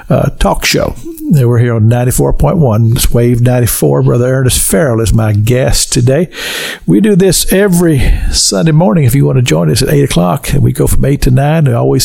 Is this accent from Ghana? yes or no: no; Kentucky, United States; Well, I grew up in Kentucky.